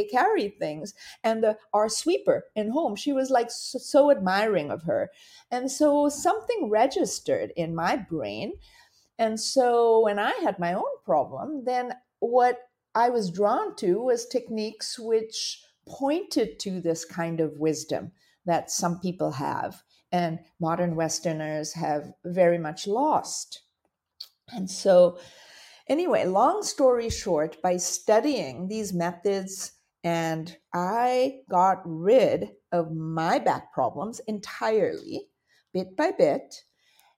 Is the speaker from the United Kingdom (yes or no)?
no; India; moved away; when I was a child, I grew up in India. And my father being Indian, my mother being Dutch